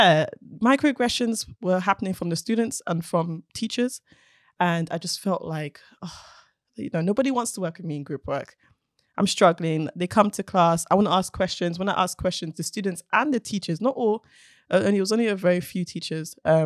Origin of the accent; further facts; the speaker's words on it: Nigeria; And being Nigerian as well, it's like, but isn't that like something for a man?